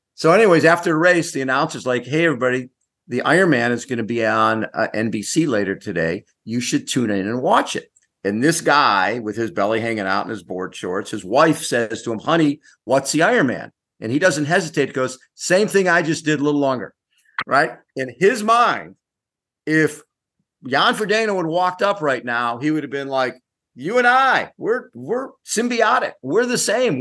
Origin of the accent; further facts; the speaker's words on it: Chicago, Illinois, United States; I grew up in Chicago